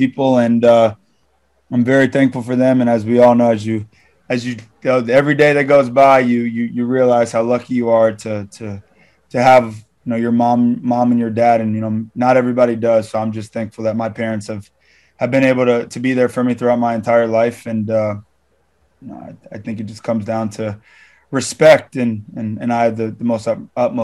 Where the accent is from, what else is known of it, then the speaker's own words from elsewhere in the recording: South Florida, United States; also born or lived in Toronto; I've never lived in a big city. I'm from South Florida